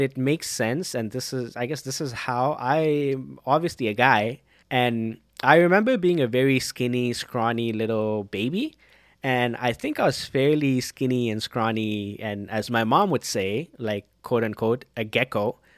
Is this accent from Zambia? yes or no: yes; Zambia; growing up in Zambia